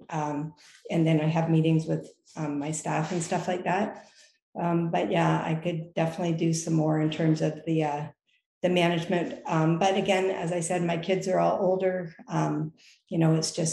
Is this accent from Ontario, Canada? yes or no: yes; Lake Huron, Ontario, Canada; also born or lived in Toronto; I grew up on Lake Huron